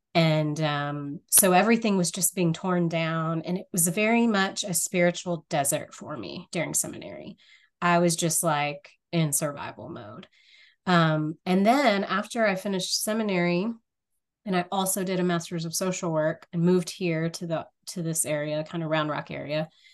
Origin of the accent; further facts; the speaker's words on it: rural North Louisiana, United States; I grew up in a area of rural North Louisiana